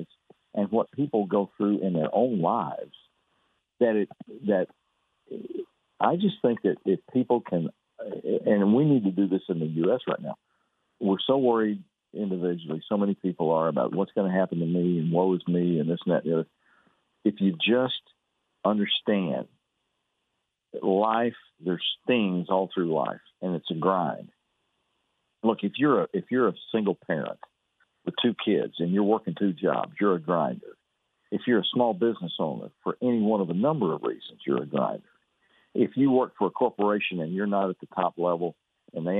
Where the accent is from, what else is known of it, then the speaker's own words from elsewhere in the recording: Fairfield, Texas, United States; I was raised over in Fairfield